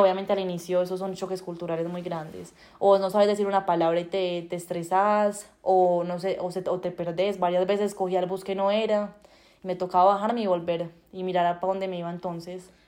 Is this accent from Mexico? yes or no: no; Colombia; moved away as an adult; now in Canada; como somos los colombianos